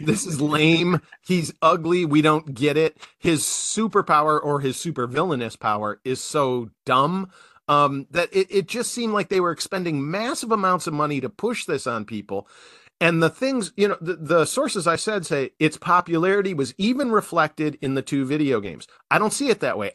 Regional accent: Wisconsin, United States; I'm from Wisconsin

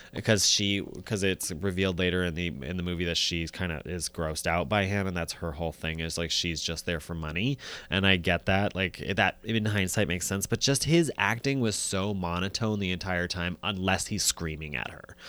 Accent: United States; as an American

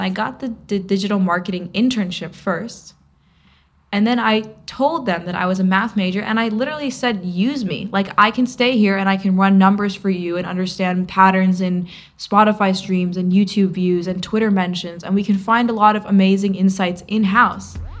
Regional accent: New York City, New York, United States; In New York, I could literally be 15 and playing in these cool clubs downtown

